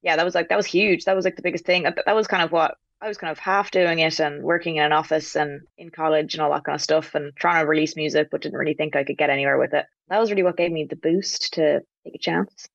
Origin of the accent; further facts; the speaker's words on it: Dublin, Leinster, Ireland; I'm from Dublin